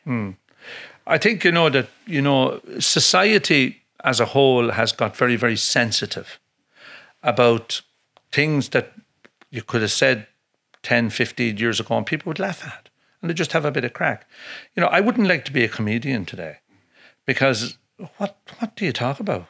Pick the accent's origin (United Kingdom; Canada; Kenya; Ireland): Ireland; Leinster; growing up in Laois